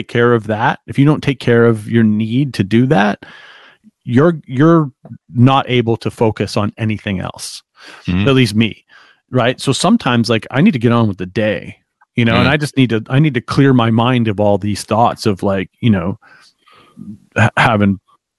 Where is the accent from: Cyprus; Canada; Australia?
Canada; as a Canadian, I can't get paid in the US.